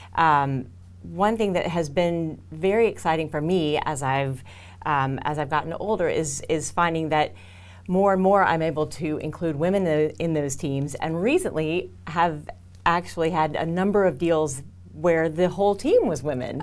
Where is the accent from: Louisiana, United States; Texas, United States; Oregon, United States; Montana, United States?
Texas, United States; Houston; I'm from Houston